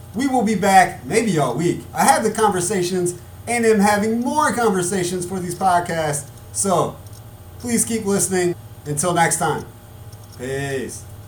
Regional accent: United States; as American people

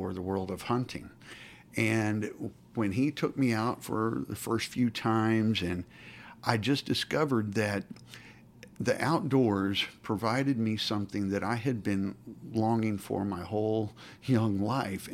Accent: Stillwater, Oklahoma, United States; I grew up in Oklahoma, Stillwater, Oklahoma

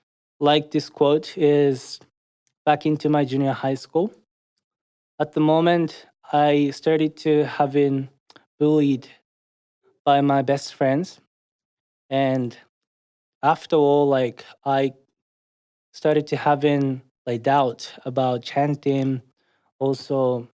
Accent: Japan; moved away as an adult; now in Manchester, United Kingdom; from Japan.

